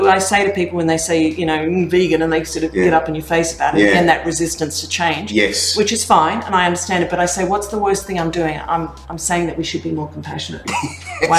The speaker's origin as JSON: {"language": "English", "town": "Gold Coast", "region": "Queensland", "country": "Australia", "tie": "born or raised there", "also_born_or_lived": "Canada", "moved": "as an adult", "said": "I grew up on the Gold Coast, I grew up in Australia"}